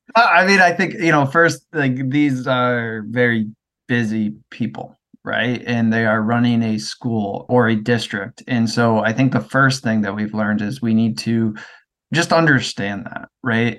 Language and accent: English; Midwest, United States; moved away as an adult; also born or lived in Worcester, Massachusetts; I'm from the Midwest, and I moved out to go to college in Worcester